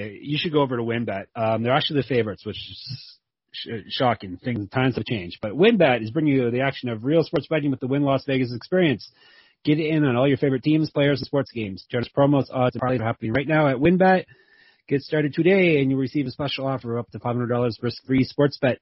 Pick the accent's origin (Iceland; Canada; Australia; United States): Canada; Being a Canadian